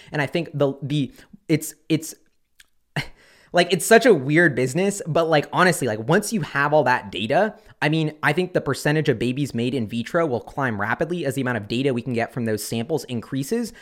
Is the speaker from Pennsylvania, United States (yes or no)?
no; Seattle, Washington, United States; in Seattle, my hometown.